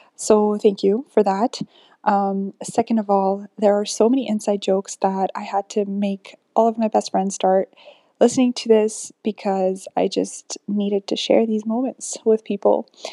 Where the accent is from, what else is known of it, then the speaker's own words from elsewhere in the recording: Uganda; now in Oklahoma, United States; I'm currently in Oklahoma, but I'm from Uganda